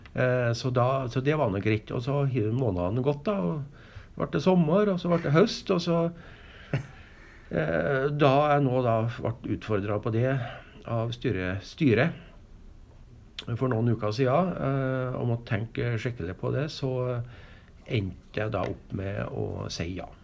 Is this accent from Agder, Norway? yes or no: no; Hegra, Trøndelag, Norway; also born or lived in Stjørdal; jeg er jo fra Hegra